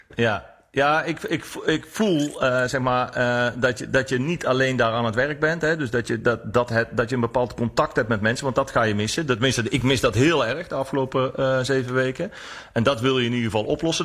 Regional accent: North Brabant, Netherlands; ik kom dan uit Brabant

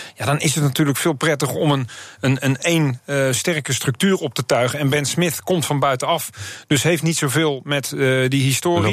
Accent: Netherlands; ik ben Nederlander

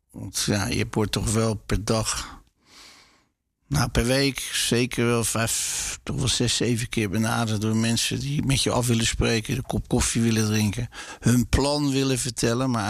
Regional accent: Rotterdam, South Holland, Netherlands; Ik ben ook nooit verhuisd uit Rotterdam. Ik ben heel, eh, ja, heel loyaal aan deze stad.

